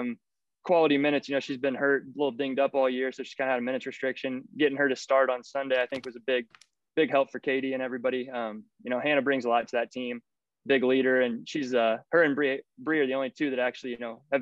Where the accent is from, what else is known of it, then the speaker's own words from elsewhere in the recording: area near Eastern Illinois University, United States; also born or lived in St. Louis; this is my hometown D1. I mean, this is D1 for our area. Illinois is 45 minutes from our house